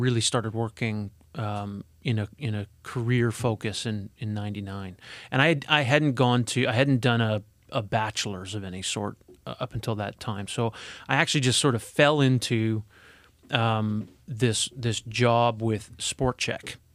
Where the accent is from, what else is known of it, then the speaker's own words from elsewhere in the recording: Edmonton, Alberta, Canada; moved away; I'm from, originally from Alberta. I was born in Edmonton.